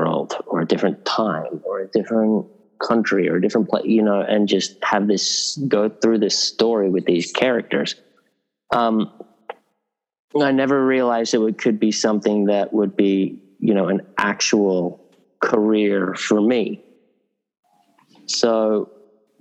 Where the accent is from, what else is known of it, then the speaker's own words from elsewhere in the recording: Sydney, New South Wales, Australia; moved away as an adult; also born or lived in England; a kid growing up in Northern Beaches in Sydney